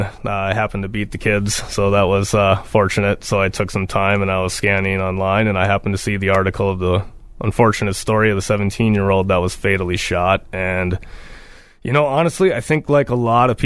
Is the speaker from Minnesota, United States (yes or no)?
yes; Duluth, Minnesota, United States; I've lived in Duluth for 33 years